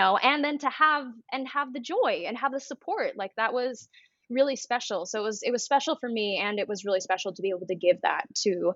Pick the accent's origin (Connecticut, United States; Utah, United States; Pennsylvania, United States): Utah, United States; Salt Lake City; moved away as an adult; also born or lived in New York City / Los Angeles; I grew up in Salt Lake City, Utah